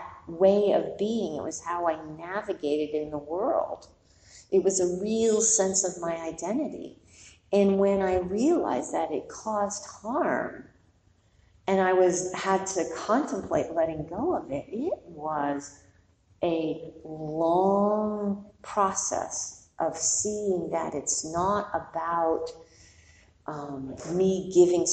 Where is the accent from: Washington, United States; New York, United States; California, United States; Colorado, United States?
New York, United States; I'm born and raised in New York